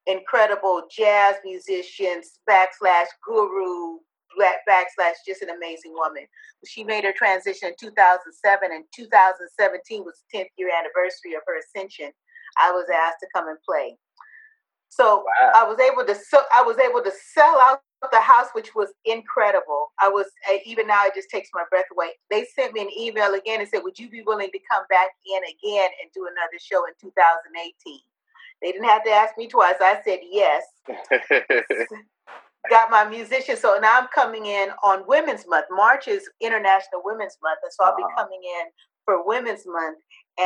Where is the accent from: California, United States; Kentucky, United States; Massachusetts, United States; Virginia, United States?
California, United States; Southern; now in Oakland, United States; I'm originally from Southern California, but I've been living in Oakland for a long, long time